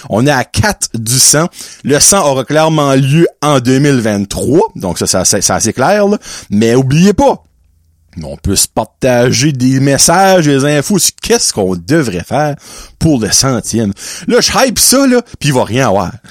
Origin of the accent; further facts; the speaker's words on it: Quebec, Canada; Moi je viens du Québec